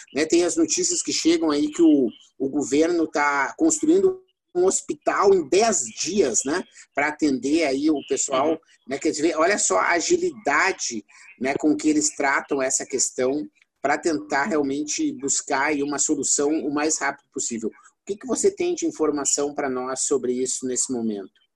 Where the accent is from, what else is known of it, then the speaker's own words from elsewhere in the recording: Brazil; como brasileiro